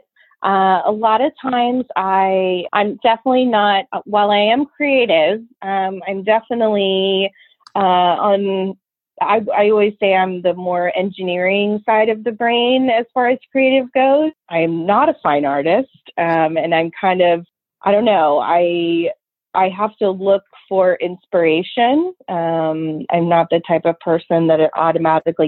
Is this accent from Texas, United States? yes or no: yes; Austin, Texas, United States; I've lived here my whole life and I was, you know, I was raised here